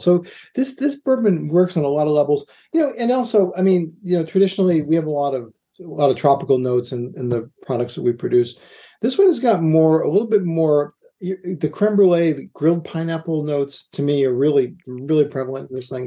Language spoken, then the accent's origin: English; Boston, Massachusetts, United States; moved away; also born or lived in New York; I say pecan because I'm from I'm from Boston